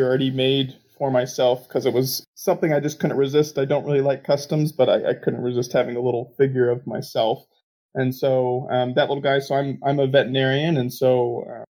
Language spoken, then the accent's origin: English; United States; I'm from the United States